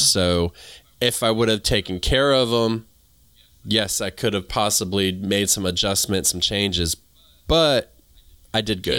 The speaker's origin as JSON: {"language": "English", "region": "the South", "country": "United States", "also_born_or_lived": "New England", "accent": "southern", "said": "I sound like I'm from the South"}